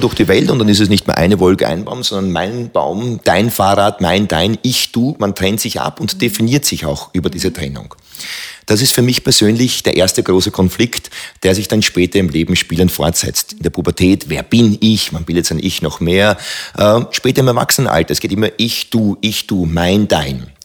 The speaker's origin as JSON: {"language": "German", "town": "Hohenau an der March", "region": "Lower Austria", "country": "Austria", "tie": "born or raised there", "said": "ich bin aufgewachsen in Hohenau an der Mach, das ist an der Mach-Teiermündung, ein wunderschöner kleiner Ort"}